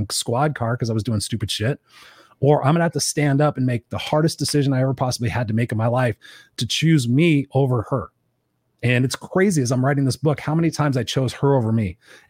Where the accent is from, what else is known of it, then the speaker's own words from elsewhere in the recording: Inglewood, California, United States; I grew up in Inglewood